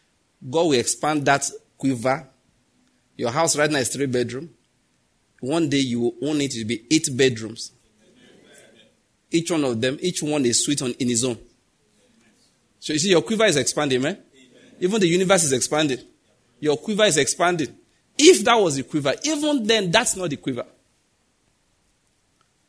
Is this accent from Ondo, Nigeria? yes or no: yes; Ondo, Nigeria; I grew up in Ondo State.